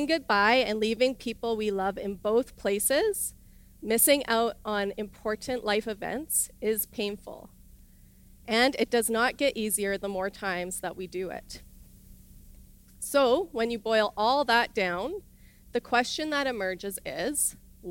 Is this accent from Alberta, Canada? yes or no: yes; Irma, Alberta, Canada; moved away as an adult; I grew up in Irma, Alberta, in a small village where my dad was the pastor